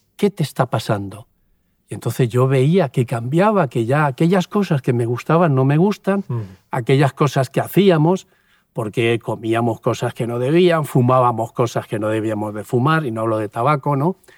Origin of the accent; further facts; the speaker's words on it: Puerto de Sagunto, Valencian Community, Spain; moved away as an adult; also born or lived in Seville; yo nací en un pueblecito ahí al lado de Sagunto, Puerto de Sagunto